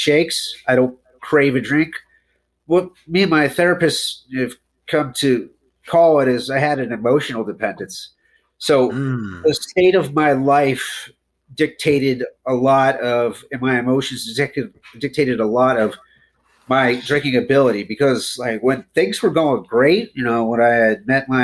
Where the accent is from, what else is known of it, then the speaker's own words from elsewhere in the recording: Youngstown, Ohio, United States; now in Atlanta, United States; Originally Youngstown, Ohio, but I live in Atlanta for the last 10 years